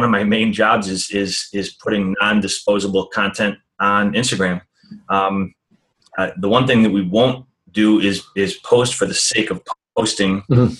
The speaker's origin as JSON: {"language": "English", "town": "Rochester", "region": "New York", "country": "United States", "tie": "born or raised there", "also_born_or_lived": "Long Beach, California", "said": "I moved back to Rochester, New York, my hometown"}